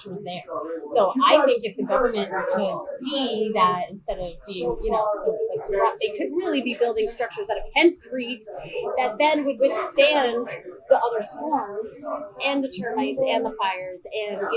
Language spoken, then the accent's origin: English; Maine, United States; moved away; I'm from Maine, and my dad was involved in the traditional market when I was a child